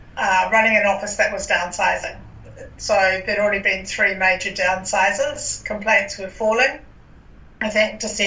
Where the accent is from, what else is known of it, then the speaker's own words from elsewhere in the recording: New Zealand; now in Australia; I'm from New Zealand.